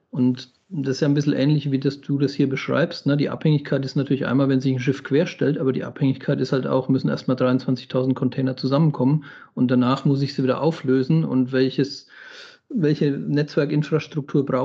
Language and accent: German; Southern Germany, Germany; Ich habe nur immer so als Landei und als, als äh, Süddeutscher den Gedanken